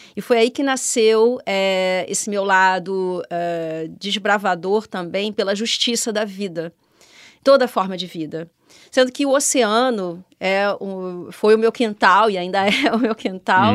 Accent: Rio de Janeiro, Brazil; moved away as an adult; now in Portugal; no Rio de Janeiro, onde eu nasci e hum. cresci.

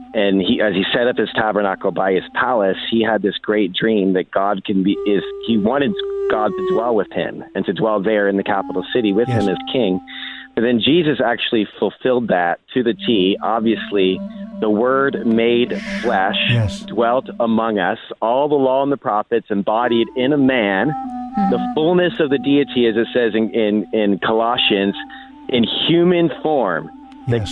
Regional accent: Pennsylvania, United States; i was once a farm kid in Pennsylvania

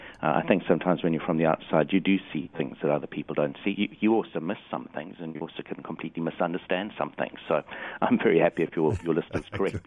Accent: South Africa; moved away as an adult; also born or lived in New Zealand; now in Perth, Australia; I grew up in Africa, in South Africa, and was there for the first 37 years of my life. Then moved to New Zealand

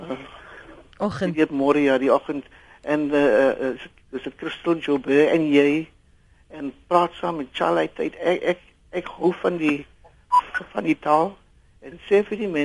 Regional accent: Port Elizabeth, Eastern Cape, South Africa; first language English; Afrikaans is a second language; ek is maar eh, van Port Elizabeth

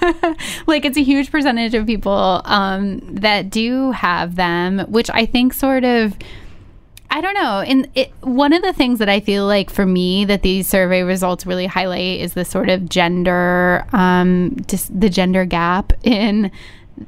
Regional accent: Ohio, United States; my own shitty like sex education growing up in Ohio

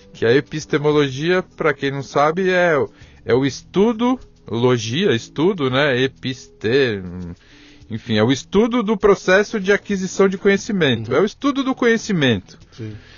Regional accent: São Paulo, Brazil; nasci aqui em São Paulo, sou Isso. paulistano sou um paulistano realmente convicto

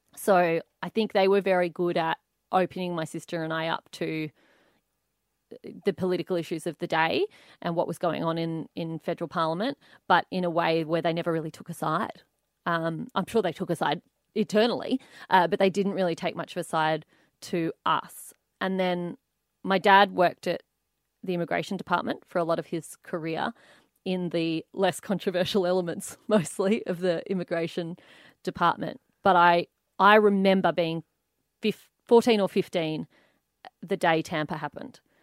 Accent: Canberra, Australian Capital Territory, Australia; I grew up in Canberra from about age three and a half

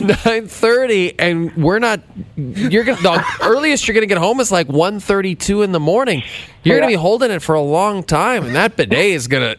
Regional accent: Calgary, Alberta, Canada; moved away; I was born in Foothills Hospital.

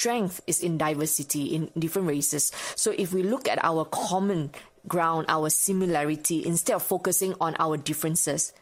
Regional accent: Subang Jaya, Selangor, Malaysia; also born or lived in Australia; my hometown, Subang Jaya

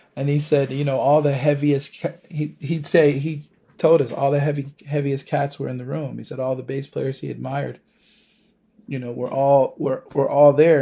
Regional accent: Buffalo, New York, United States; moved away as an adult; now in New York City, United States; where I'm from Buffalo, um, even though I've lived in New York City for the past ten years

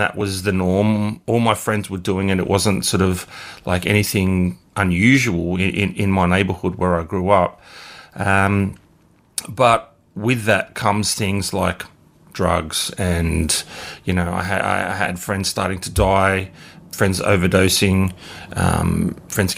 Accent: Bankstown, New South Wales, Australia; I grew up in Bankstown

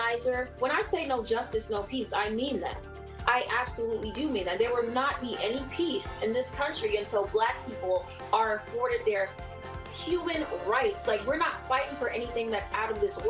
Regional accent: New York City, New York, United States; I am from Brooklyn, New York.

